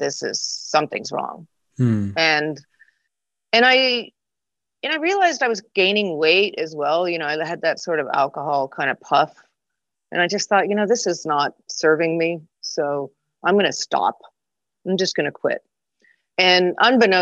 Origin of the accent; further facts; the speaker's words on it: Connecticut, United States; moved away; also born or lived in California; I grew up in Connecticut